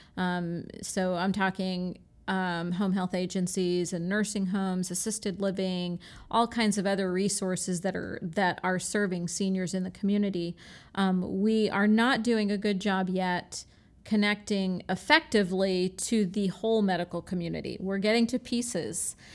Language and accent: English; Michigan, United States; now in Florida, United States; I was born in Michigan